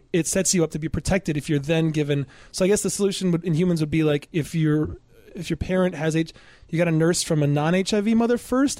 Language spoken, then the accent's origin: English; Michigan, United States; That, you know, I'm from Michigan and I could not care less about